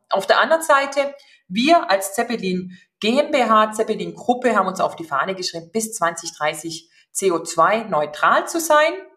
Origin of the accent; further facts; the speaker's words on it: Upper Swabia, Baden-Württemberg, Germany; moved away as an adult; also born or lived in Stuttgart / Shanghai / Frankfurt; gebürtige Oberschwäbin. Von daher werden Sie das auch gleich raushören